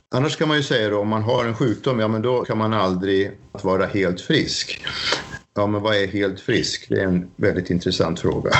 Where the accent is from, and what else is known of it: Sweden; moved away as an adult; now in Norway